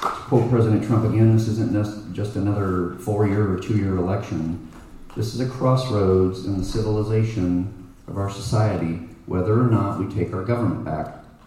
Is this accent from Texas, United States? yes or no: yes; Plano, Texas, United States; also born or lived in Dallas; I was raised in Plano.